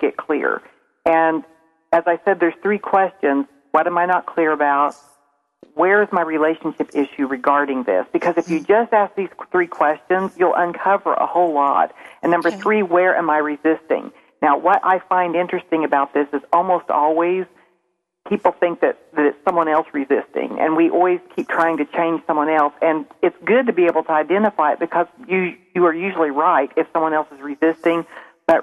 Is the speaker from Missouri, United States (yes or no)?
yes; Springfield, Missouri, United States; accent: southern; I'm from Springfield, Missouri, and I probably sound a little more southern than everyone here